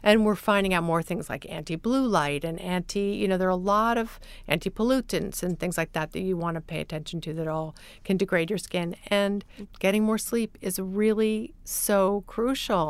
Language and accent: English; Midwest, United States; moved away; I grew up partly in the Midwest